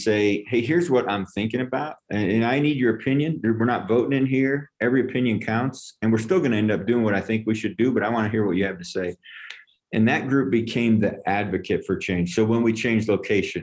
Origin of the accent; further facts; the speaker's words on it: upstate New York, United States; now in Longmont, Colorado, United States; I'm from New York, upstate